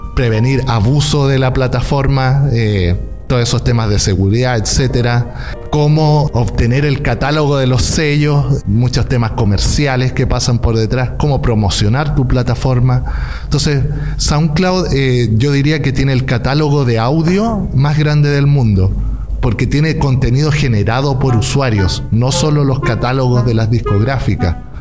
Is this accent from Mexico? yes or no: no; Chillán, Ñuble, Chile; moved away as an adult; now in Berlin, Germany; Soy chileno, vengo de una ciudad pequeñita que se llama Chillán